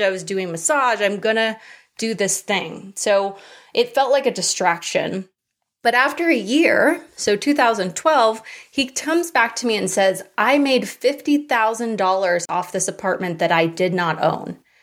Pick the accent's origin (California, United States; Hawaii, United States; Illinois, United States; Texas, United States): Hawaii, United States; I grew up in Hawaii